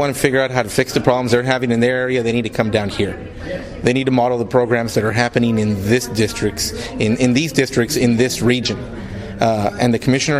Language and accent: English; Brownsville, Texas, United States; My hometown, Brownsville, is the poorest city in the nation